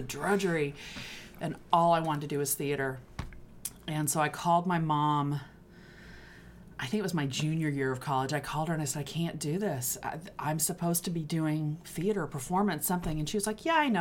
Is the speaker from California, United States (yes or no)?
no; Texas, United States; moved away as an adult; also born or lived in Connecticut; now in Brooklyn, United States; I grew up in Texas.